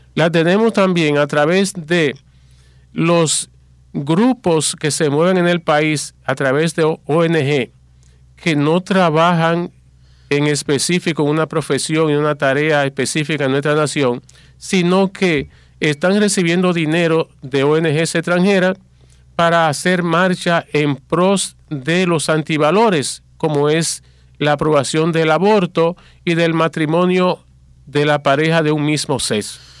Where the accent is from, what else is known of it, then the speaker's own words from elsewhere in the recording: Dominican Republic; nuestro país